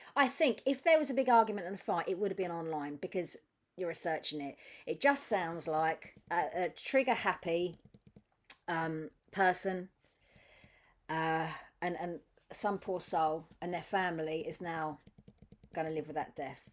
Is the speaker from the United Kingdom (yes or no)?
yes; United Kingdom